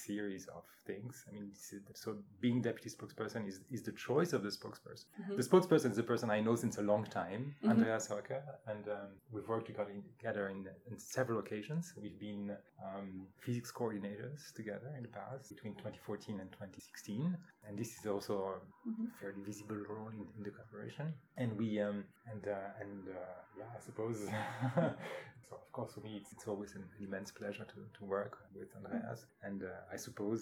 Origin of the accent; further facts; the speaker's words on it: France; moved away as an adult; I was born and raised in France.